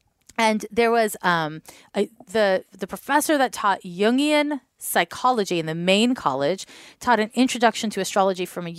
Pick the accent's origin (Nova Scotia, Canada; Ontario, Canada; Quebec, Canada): Quebec, Canada; Montreal; moved away as an adult; now in San Francisco, United States; I grew up in Montreal